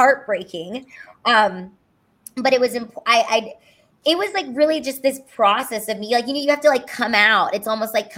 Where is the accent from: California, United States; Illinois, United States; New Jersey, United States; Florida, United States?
California, United States; Los Angeles; moved away as an adult; also born or lived in Honolulu, Hawaii; now in Texas, United States; I'm from Los Angeles